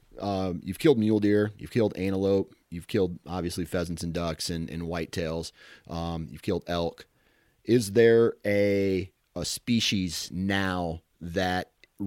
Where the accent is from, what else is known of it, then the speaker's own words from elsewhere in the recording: Iowa, United States; I'm from Iowa, one of the greatest states for whitetail hunting. That's where I cut my teeth on the outdoors.